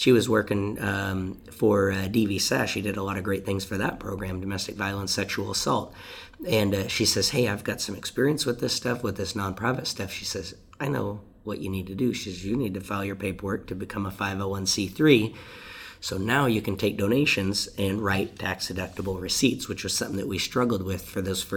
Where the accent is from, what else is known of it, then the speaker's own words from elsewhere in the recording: Deming, Washington, United States; I'm from the Deming community